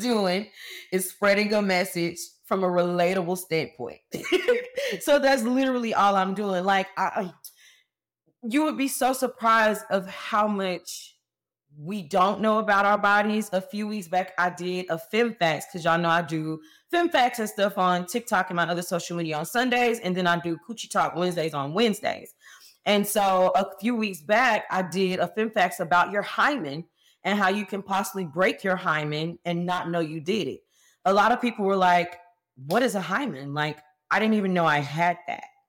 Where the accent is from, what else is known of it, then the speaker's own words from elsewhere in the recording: Fort Worth, Texas, United States; I went back home. I'm from Fort Worth, Texas, right outside of Dallas